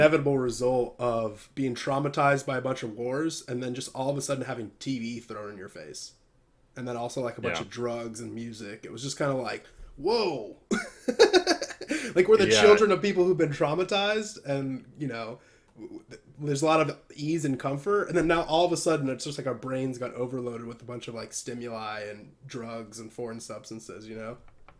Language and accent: English; Illinois, United States; He's from my state. Like, I'm from Illinois, too.